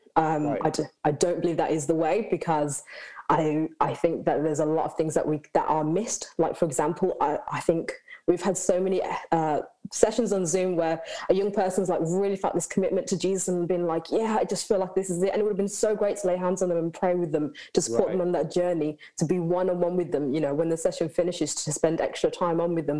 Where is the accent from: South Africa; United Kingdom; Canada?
United Kingdom; Birmingham, West Midlands; I am from Birmingham